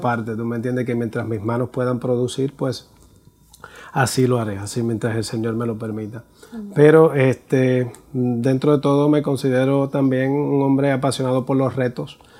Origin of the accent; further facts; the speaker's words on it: Puerto Rico; soy puertorriqueño, tengo 50 años